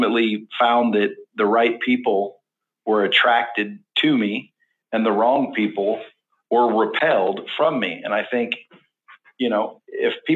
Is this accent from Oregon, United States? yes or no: yes; Cottage Grove, Oregon, United States; also born or lived in Eugene, Oregon; we grew up in a small town about 20 miles south called Cottage Grove.